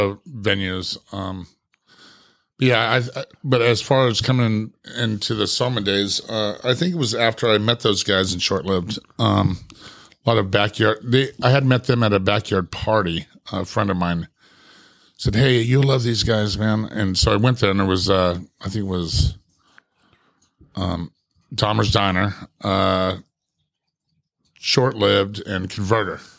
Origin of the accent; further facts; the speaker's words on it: Ramona, California, United States; also born or lived in Santee, California; I was a young kid growing up in the Ramona Country Estates